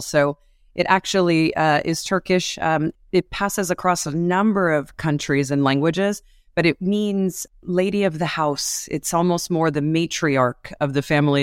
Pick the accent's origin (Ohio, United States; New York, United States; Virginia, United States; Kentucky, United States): New York, United States; New York City; I'm a New Yorker. Um, I have been raised on the mean streets of the, uh, Manhattan cities through the eighties